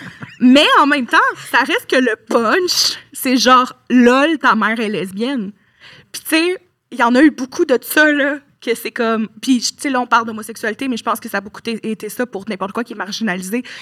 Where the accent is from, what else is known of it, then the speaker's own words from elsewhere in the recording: Lévis, Quebec, Canada; Moi, je viens de Lévis, mais je suis allée à l'école à Québec toute.